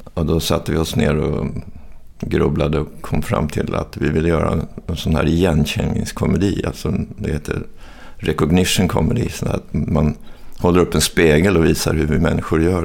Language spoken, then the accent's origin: Swedish; Stockholm, Stockholm County, Sweden; also born or lived in Hofors, Gästrikland; det var bättre att växa upp i Stockholm